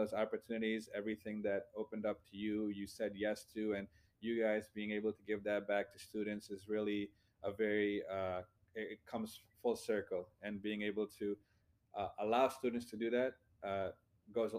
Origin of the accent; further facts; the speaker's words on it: India; now in United States; coming from a different country, I was born in India